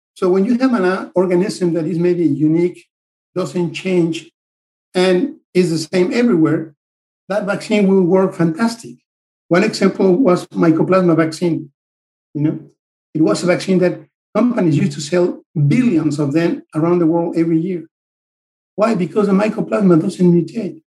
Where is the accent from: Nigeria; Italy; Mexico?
Mexico; moved away as an adult; now in United States; I'm originally from Mexico